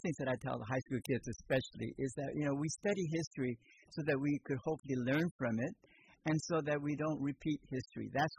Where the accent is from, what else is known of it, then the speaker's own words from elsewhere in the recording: Japan; born there; They just thought I was weird because I was born in Japan.